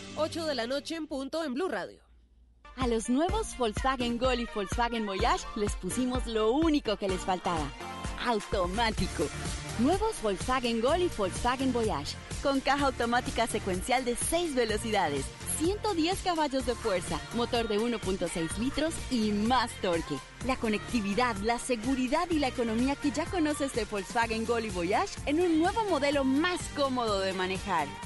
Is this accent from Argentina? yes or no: no; Colombia; nosotros los colombianos